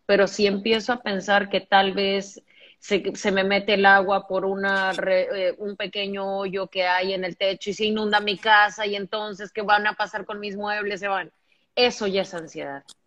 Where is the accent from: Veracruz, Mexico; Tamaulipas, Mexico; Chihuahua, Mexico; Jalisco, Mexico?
Veracruz, Mexico; yo soy de Veracruz